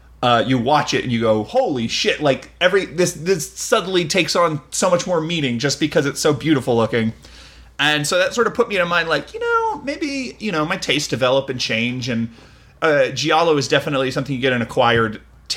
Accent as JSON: {"language": "English", "country": "United States", "said": "a American audience member"}